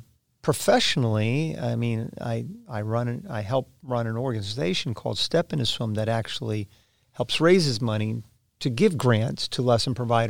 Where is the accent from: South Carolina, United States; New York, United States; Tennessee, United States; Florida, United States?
Florida, United States; Well, I was born and raised in Florida, Kim. I'm a third-generation Floridian and literally learned how to swim before I learned how to walk.